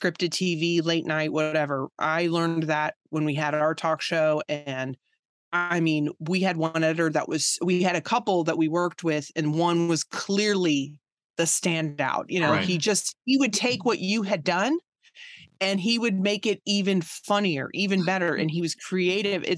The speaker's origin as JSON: {"language": "English", "region": "Virginia", "country": "United States", "tie": "born or raised there", "said": "I grew up in Virginia"}